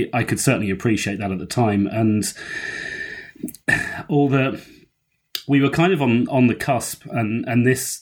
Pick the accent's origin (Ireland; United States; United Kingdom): United Kingdom; I'm young enough and British enough